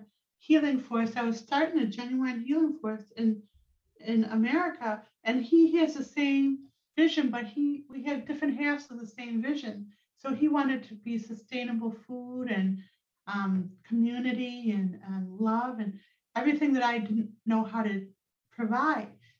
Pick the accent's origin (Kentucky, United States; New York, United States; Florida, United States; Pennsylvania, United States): New York, United States; Rochester; also born or lived in Vermont; my hometown, Rochester, New York